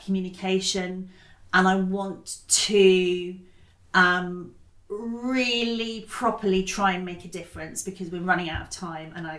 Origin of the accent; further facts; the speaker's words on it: Totnes, South West England, United Kingdom; I grew up partly in Totnes in Devon, which is like deeply ecological